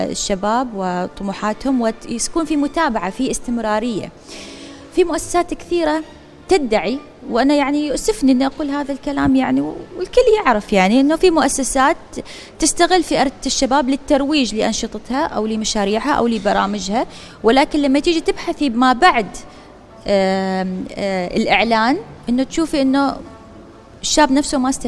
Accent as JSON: {"language": "Arabic", "country": "Oman", "said": "منذ بداية الحراك الشبابي اللي صار عندنا في سلطنة عمان"}